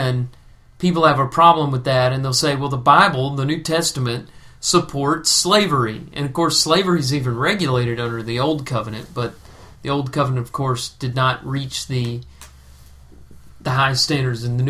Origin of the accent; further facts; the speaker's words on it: United States; being an American...